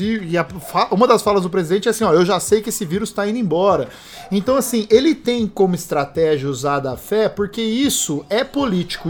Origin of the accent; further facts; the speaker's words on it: Brazil; nós somos brasileiros